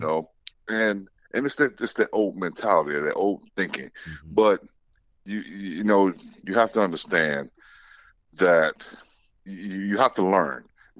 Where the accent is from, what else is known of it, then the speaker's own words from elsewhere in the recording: US South, United States; Yeah, like I said, growing up in the South, man, I've had to deal with it.